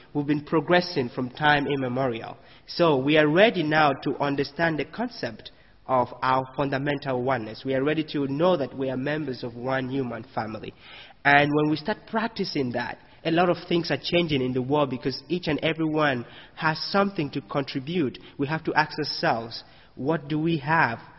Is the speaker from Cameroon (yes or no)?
yes; Cameroon; moved away as an adult; now in United States; I come from Cameroon. You know, I come to the U.S.